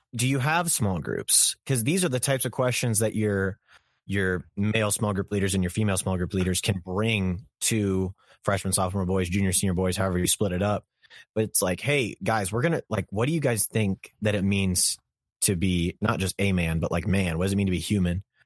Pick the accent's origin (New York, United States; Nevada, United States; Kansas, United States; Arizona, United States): Kansas, United States; I'm from Kansas, and the streets in Kansas are a bit slow